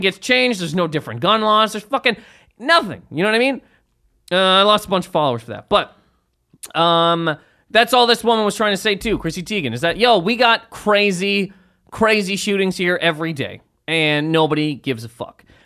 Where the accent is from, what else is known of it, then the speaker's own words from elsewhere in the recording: Canada; I'm from Canada.